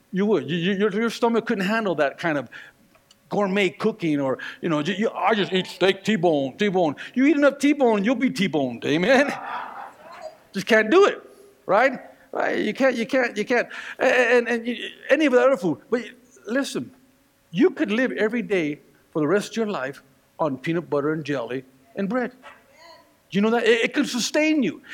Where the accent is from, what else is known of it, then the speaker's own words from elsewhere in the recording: Northern California, United States; now in Colorado, United States; here I am in Colorado, but I was raised in Northern California